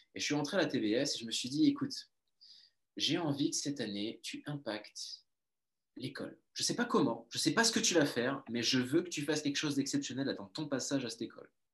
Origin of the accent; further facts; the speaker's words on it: Toulouse, Occitania, France; d'où je viens de Toulouse, sud de la France, donc on vient du même endroit